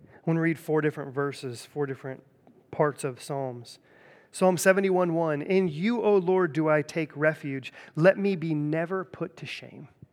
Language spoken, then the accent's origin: English; Centerville, Ohio, United States; I grew up in Centerville